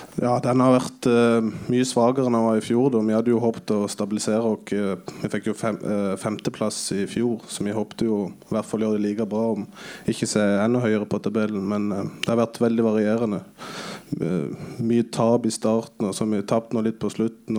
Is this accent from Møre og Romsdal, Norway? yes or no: no; Flekkefjord, Agder, Norway; jeg er jo fra Flekkefjord, og der har vi alltid vært vant med å spille på gress